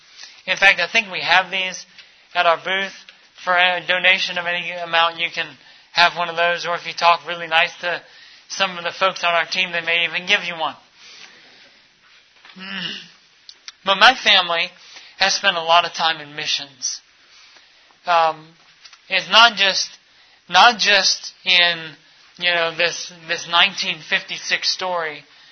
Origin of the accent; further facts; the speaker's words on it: Minnesota, United States; born there; also born or lived in Texas / Ecuador / Mali / Florida; Growing up, I was born in Minnesota, in the frigid north. We moved to Texas, spent some time in Ecuador from time to time. We moved over to Mali, West Africa for a year, and then moved back to the U.S. and down into Florida.